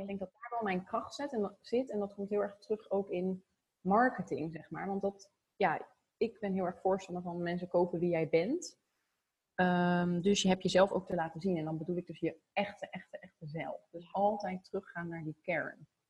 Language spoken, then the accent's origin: Dutch; Zoetermeer, South Holland, Netherlands; also born or lived in The Hague / Voorburg; Ik ben geboren in Den Haag. Ehm, toen hadden mijn ouders al een huis gekocht in Zoetermeer. Ja, echt een Phoenixwijk van Den Haag eigenlijk. En daar ben ik opgegroeid.